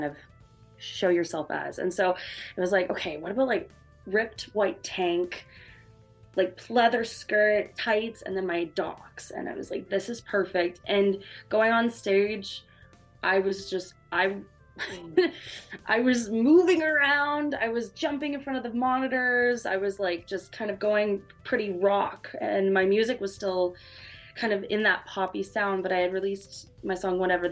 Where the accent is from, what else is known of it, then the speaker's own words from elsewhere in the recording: Saskatoon, Saskatchewan, Canada; moved away as an adult; now in Toronto, Canada; I'm originally from Saskatoon, Saskatchewan. I just moved to Toronto in January